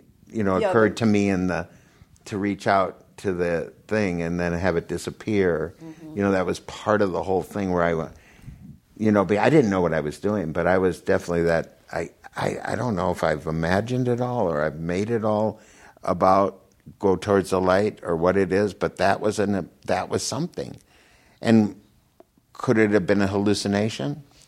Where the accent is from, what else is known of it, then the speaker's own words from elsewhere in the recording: Minnesota, United States; now in California, United States; And I don't know if it's because I grew up in Minnesota and there's not much sun.